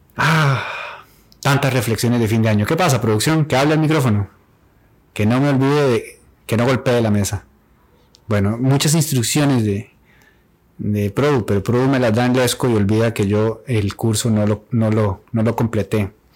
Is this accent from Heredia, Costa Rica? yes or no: no; Turrialba, Cartago, Costa Rica; Ambos somos oriundos de Turrialba